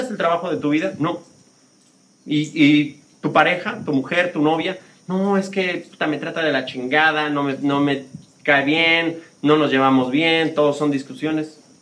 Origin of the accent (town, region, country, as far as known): Mexico City, Mexico; born or raised there; moved away as an adult; also born or lived in United States / Spain